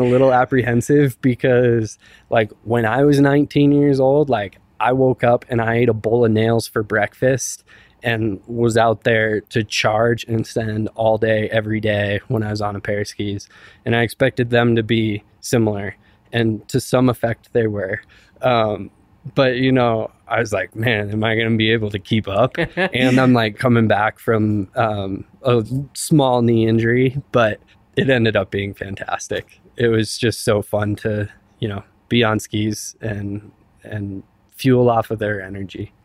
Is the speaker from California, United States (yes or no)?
no; Silverthorne, Colorado, United States; I grew up in Silverthorne